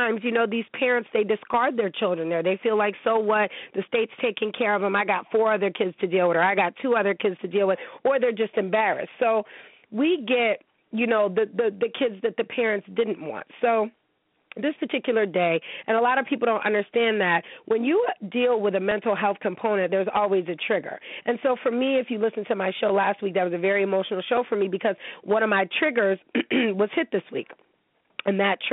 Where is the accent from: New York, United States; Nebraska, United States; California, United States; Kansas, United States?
New York, United States; Niagara Falls; I'm from the 716. I'm from Niagara Falls, New York